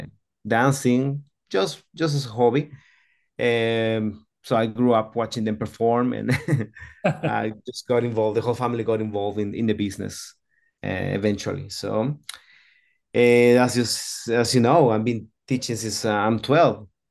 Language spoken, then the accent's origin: English; Antigua Guatemala, Sacatepéquez, Guatemala; I was born in Guatemala, as, as you, you know already, in a small city called Antigua